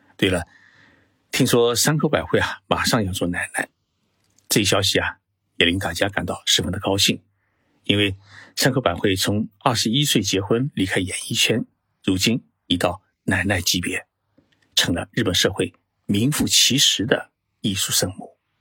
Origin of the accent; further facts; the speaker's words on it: China; 我们中国人